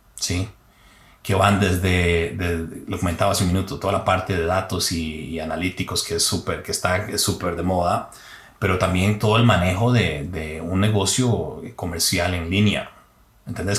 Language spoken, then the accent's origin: Spanish; Heredia, Costa Rica; moved away as an adult; salí de Heredia, pero Heredia no salió de mí